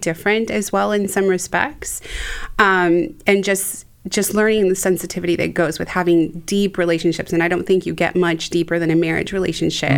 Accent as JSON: {"language": "English", "town": "Laredo", "region": "Texas", "country": "United States", "tie": "born or raised there", "also_born_or_lived": "Mexico", "said": "born in Mexico um, to a Mexican father and a white American mother, and I grew up in Mexico. I lived there. We we moved to the United States um, when I turned seven, but we moved to Laredo, Texas"}